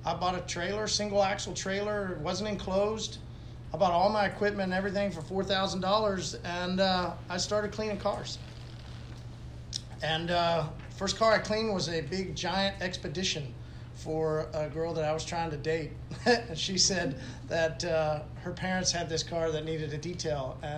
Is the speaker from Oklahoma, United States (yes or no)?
yes; Tulsa, Oklahoma, United States; I grew up here in Tulsa